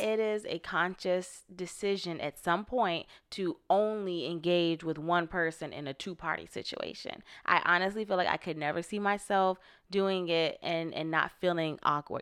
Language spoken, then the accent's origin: English; Florida, United States; now in Los Angeles, United States; I'm from Florida, which is on the East Coast